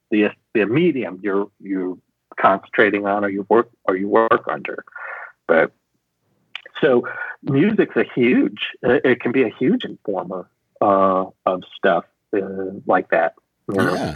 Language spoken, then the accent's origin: English; Chicago, Illinois, United States; I grew up in Chicago.